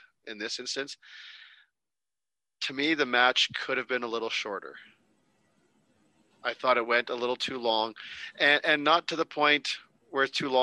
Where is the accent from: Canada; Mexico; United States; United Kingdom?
Canada; As a Canadian